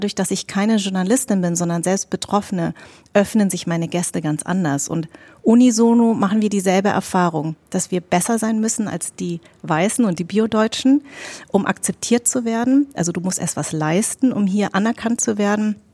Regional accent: Darmstadt, Hesse, Germany; born there; Ich bin in Darmstadt geboren und ich hatte einfach, ich bin sehr deutsch sozialisiert.

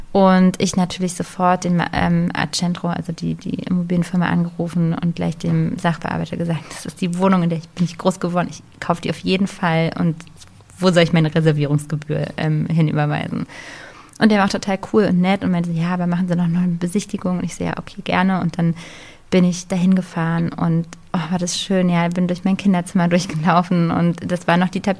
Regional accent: Berlin, Germany; bin ich ja in Berlin groß geworden und wir haben, also ich habe mein ganzes Leben, äh, bis ich ausgezogen bin, in der Feuerbachstraße gewohnt in, in Steglitz

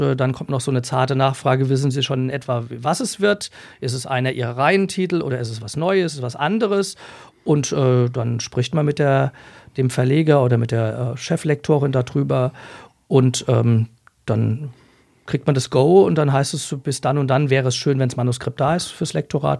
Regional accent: Essenheim, Rhineland-Palatinate, Germany; also born or lived in Leipzig; ich komme aus Essenheim, äh, bin auch da groß geworden

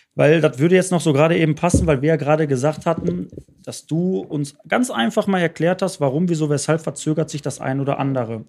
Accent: Bottrop, North Rhine-Westphalia, Germany; Ich bin in Bottrop groß geworden

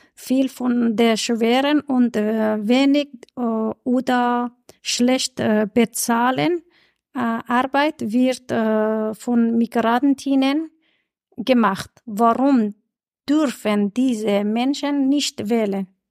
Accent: Iran; German is a second language; now in Vienna, Austria; ich komme aus dem Iran

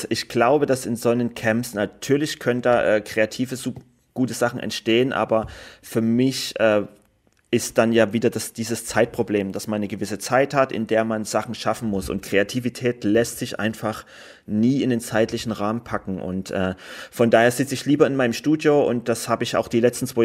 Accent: Germany; die haben mich auch immer mit großen Augen angeguckt, wenn ich gesagt habe, ich komme aus Deutschland

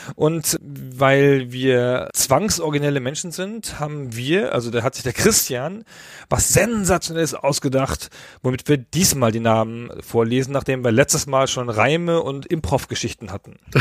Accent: Karlsruhe, Baden-Württemberg, Germany; ich komme aus Karlsruhe

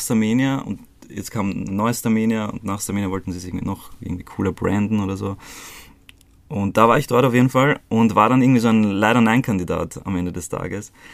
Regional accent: Croatia; moved away; Also ich bin in Kroatien geboren und ähm, voll zu einer ziemlich uncoolen Zeit damals, ähm, also während dem Balkankrieg

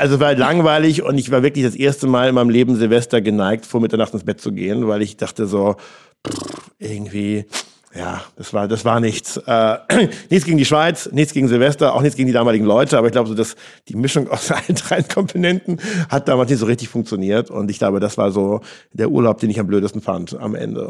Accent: Flensburg, Schleswig-Holstein, Germany; moved away as an adult; also born or lived in Sydney, Australia; now in Berlin, Germany; Flensburg ist für mich wirklich Heimat. Ich bin an der Küste groß geworden.

